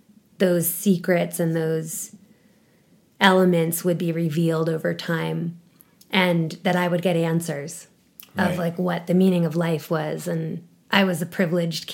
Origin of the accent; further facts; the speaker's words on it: New York, United States; moved away; I was born and raised in New York